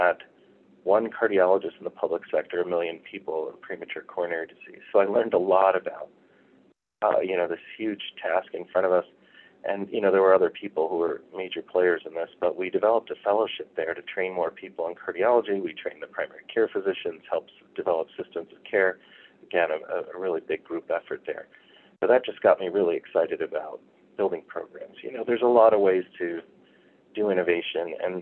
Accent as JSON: {"language": "English", "area": "Chicago suburbs", "region": "Illinois", "country": "United States", "also_born_or_lived": "Michigan", "moved": "as an adult", "lives_now": "Denver, United States", "said": "I'm originally from the Chicago suburbs"}